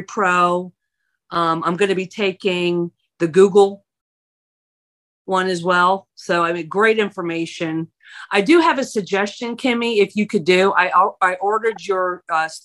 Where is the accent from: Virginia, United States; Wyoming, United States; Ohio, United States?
Virginia, United States; I'm from Virginia